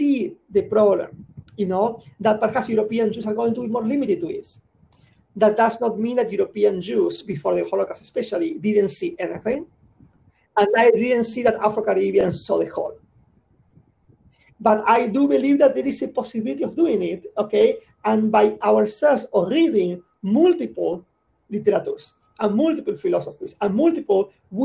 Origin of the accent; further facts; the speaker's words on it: Buenos Aires, Argentina; I'm from Buenos Aires